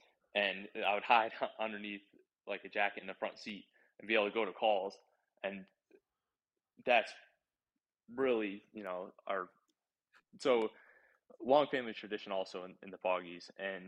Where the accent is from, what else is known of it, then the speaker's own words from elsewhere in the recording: Derby, United States; So, I was born in Derby. I lived here my whole life.